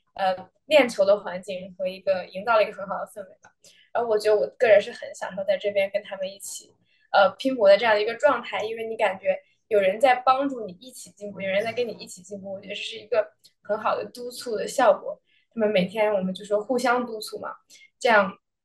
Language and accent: Chinese; Beijing, China; moved away as an adult; now in Los Angeles, United States; 我是北京人，然后从小在国内长大，然后今年是第一年来美国